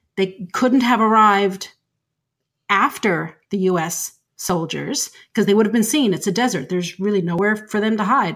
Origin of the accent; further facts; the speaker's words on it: Canada; I'm Canadian and I live in Canada